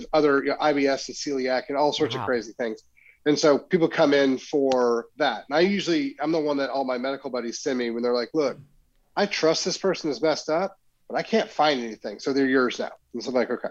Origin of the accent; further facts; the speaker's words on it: Oklahoma, United States; moved away as an adult; now in Frisco, United States; I grew up in Oklahoma